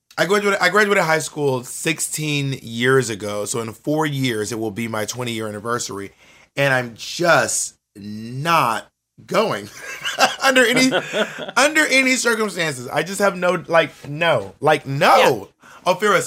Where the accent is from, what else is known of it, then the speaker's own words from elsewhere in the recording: Columbus, Georgia, United States; also born or lived in Phenix City / LaGrange / Corinth; I'm from like a lot of small towns, but I grew up in Columbus, Georgia, and in Phenix City, Alabama, and LaGrange, Georgia, and Corinth, Mississippi.